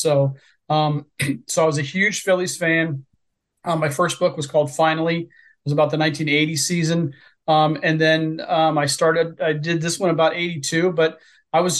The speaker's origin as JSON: {"language": "English", "area": "near Cincinnati", "region": "Southwest Ohio", "country": "United States", "tie": "born or raised there", "said": "I grew up in Southwest Ohio in the 70s and 80s, near Cincinnati in the Big Red Machine era"}